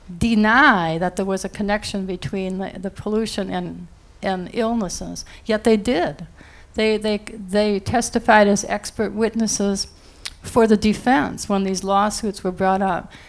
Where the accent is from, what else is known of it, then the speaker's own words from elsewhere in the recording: near Niagara Falls, New York, United States; now in Princeton, United States; I grew up near Niagara Falls, as a girl